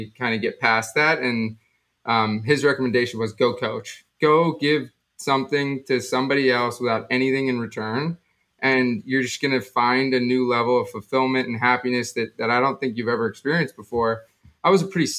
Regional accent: South Florida, United States; I grew up down in South Florida

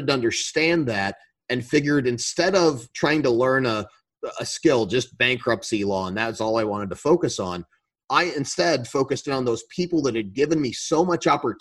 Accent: Colorado Springs, Colorado, United States; I grew up in Colorado

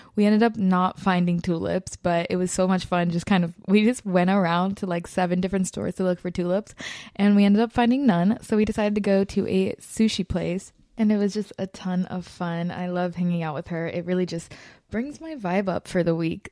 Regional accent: Florida, United States; moved away; I'm originally from Florida

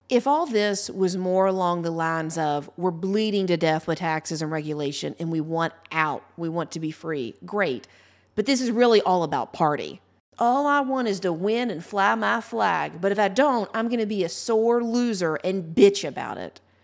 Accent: Ohio, United States; my home state of Ohio

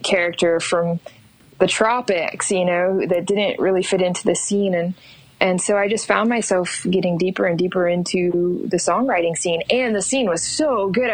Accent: Florida, United States; moved away as an adult; also born or lived in New York City, United States; now in Asheville, United States; I live in Asheville, North Carolina. I grew up in Florida.

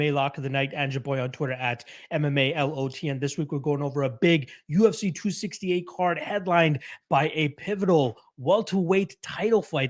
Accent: Toronto, Ontario, Canada; I'm from Toronto

